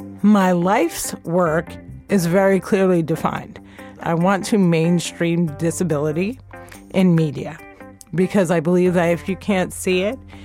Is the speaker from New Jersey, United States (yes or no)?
yes; New Jersey, United States; I grew up in Jersey